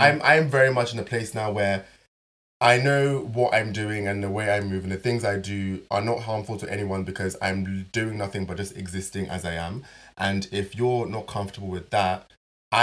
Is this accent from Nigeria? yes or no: yes; Nigeria; I'm Nigerian. I go back to Nigeria.